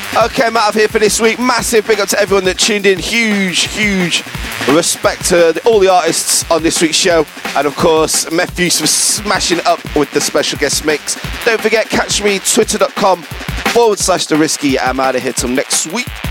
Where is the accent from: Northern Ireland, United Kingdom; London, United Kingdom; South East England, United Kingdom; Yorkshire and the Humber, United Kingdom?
Yorkshire and the Humber, United Kingdom; Sheffield; my hometown of Sheffield